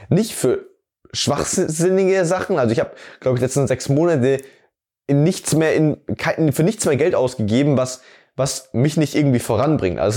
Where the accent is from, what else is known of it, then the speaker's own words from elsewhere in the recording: Amberg, Bavaria, Germany; mich durch Amberg, also die Stadt, wo ich herkomme, darum zu kutschieren